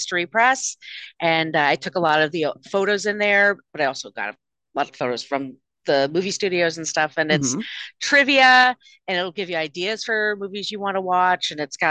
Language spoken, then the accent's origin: English; New York City, New York, United States; I am from Brooklyn, New York, and I'm in Brooklyn, New York right now as we are recording this.